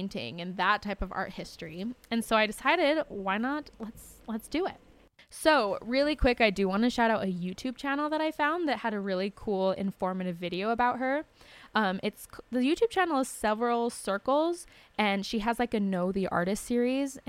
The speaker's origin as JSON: {"language": "English", "town": "Syracuse", "region": "Utah", "country": "United States", "also_born_or_lived": "Provo, Utah", "said": "We are from Syracuse/Clearfield, Utah"}